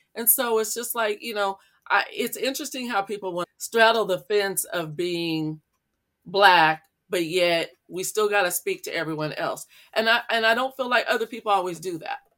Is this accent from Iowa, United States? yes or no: yes; Iowa, United States; growing up in Iowa, my elementary school was all black.